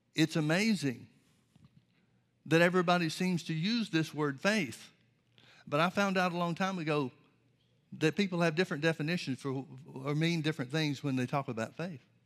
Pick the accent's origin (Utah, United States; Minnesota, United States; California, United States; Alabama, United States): Alabama, United States; Birmingham; I grew up in the Baptist church, Southern Baptist church in Birmingham, Alabama